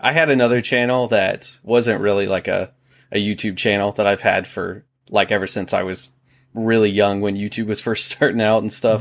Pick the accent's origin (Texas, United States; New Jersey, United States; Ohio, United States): Ohio, United States; moved away as an adult; now in South Carolina, United States; so I'm from Ohio, born in Ohio. I was there for twenty-six, twenty-seven years and then moved down to South Carolina.